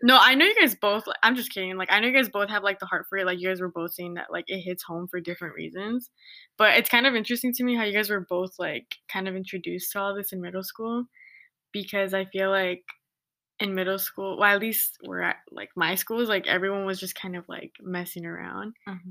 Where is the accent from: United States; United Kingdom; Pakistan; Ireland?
United States; Santa Ana, California; moved away as an adult; now in Riverside, United States; I grew up in Santa Ana